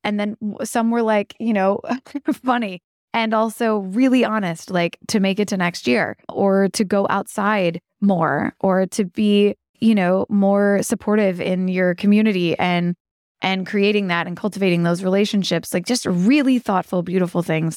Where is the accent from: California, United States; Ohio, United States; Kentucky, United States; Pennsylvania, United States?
Kentucky, United States; growing up in Kentucky